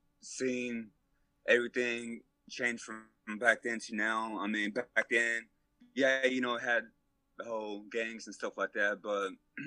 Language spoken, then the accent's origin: English; Fort Worth, Texas, United States; I would say Southside for sure.